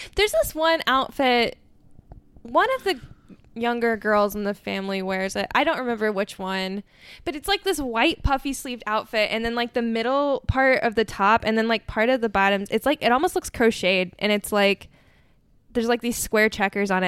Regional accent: United States; as an American

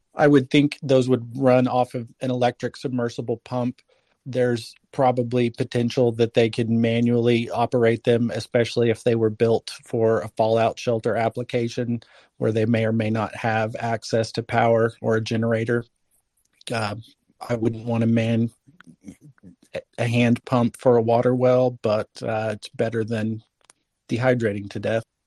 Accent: Middle America, Midwest, United States; I'm from Middle America, about as close to the armpit of North America as you could get

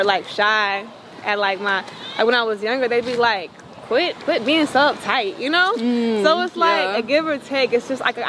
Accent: Hayward, California, United States; also born or lived in Santa Clara, California / Sacramento, California; I was born in Santa Clara, and I was raised in Hayward, and then I went to high school in Sacramento

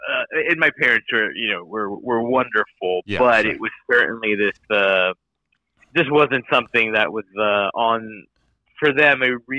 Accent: Miami, Florida, United States; But you know, I growing up in Miami, in Florida, in this kind of household, it didn't seem to be something that I could

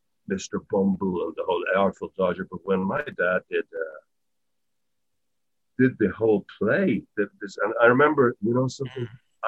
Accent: Dublin, County Dublin, Ireland; I had the weird experience of coming from a not impoverished family, but we certainly weren't wealthy.

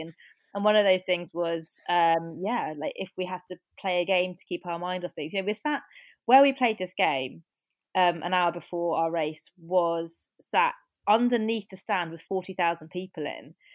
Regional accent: Cornwall, South West England, United Kingdom; I grew up in Cornwall

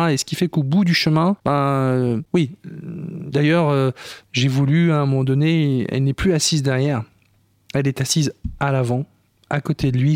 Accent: Ch'ti, Hauts-de-France, France; je suis ch'timi

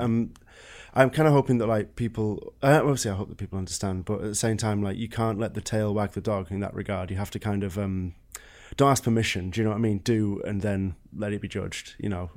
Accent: England, United Kingdom; moved away

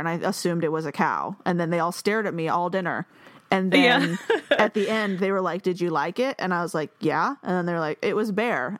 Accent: Washington, United States; I'm from Washington. So we're like the least South possible.

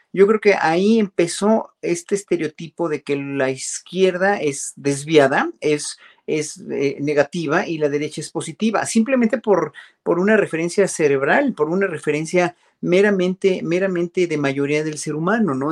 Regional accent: Mexico; uno como mexicano

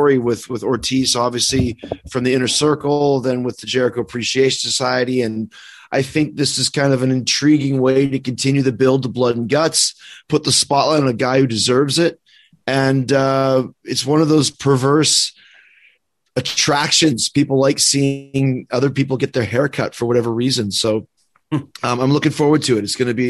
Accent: Winnipeg, Manitoba, Canada; I'm from Winnipeg, which is from the other side of the country.

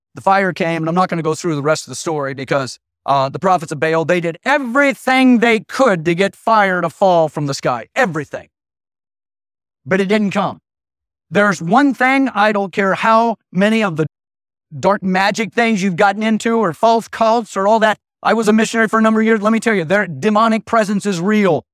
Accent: Idaho, United States; I was raised in Idaho.

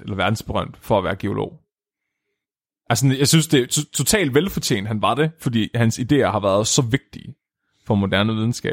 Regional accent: Nyby, Tåsinge, Southern Denmark, Denmark; moved away; mit barndomshjem i Ny Nyby

